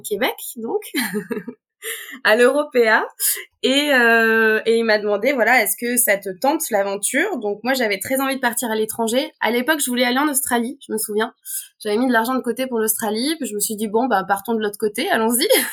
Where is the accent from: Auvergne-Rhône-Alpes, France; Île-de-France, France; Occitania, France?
Auvergne-Rhône-Alpes, France; je suis née en Auvergne